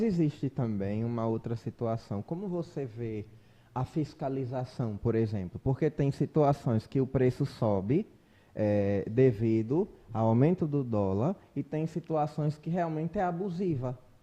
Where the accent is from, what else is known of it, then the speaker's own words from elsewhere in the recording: Brazil; embora eu entenda como brasileiro